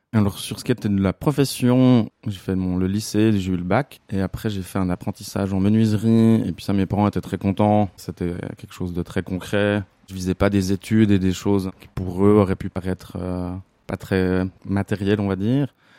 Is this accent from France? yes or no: no; La Chaux-de-Fonds, Neuchâtel, Switzerland; j'ai 36 ans et je viens de La Chaux-de-Fonds.